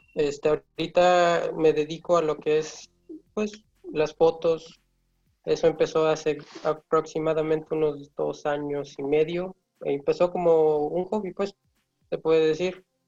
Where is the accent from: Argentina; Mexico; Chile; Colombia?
Mexico; San Carlos, Puebla; soy de San Carlos